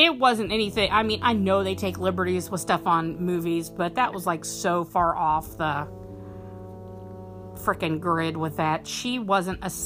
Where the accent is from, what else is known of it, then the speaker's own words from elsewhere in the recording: Monterey Bay, California, United States; I'm from Monterey Bay.